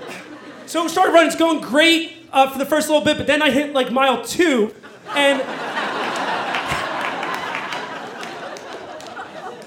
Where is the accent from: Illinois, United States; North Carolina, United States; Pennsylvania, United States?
Pennsylvania, United States; Philadelphia; I'm from Philadelphia